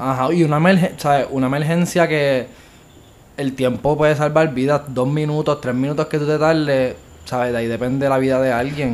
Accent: Bayamón, Puerto Rico; also born or lived in Mayagüez; yo nací y pues me crié toda mi vida en Bayamón

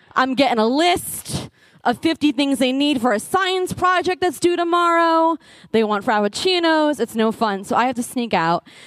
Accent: New Jersey, United States; growing up in New Jersey and I lived in Essex County

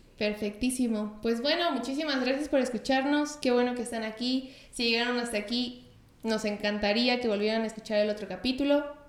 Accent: Mexico; somos de México

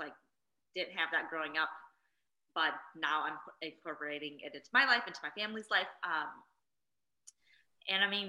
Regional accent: Midwest, United States; that was my first time on a plane and traveling to somewhere outside of the Midwest. And at that point, the only other place I'd gone to besides my hometown is Minnesota

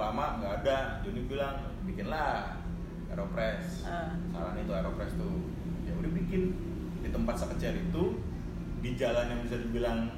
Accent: Jakarta, Indonesia; gue kan orang Jakarta kan ya

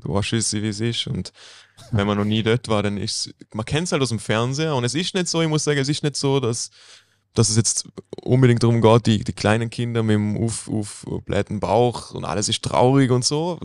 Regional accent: Bregenz, Vorarlberg, Austria; ich bin da aufgewachsen in Bregenz

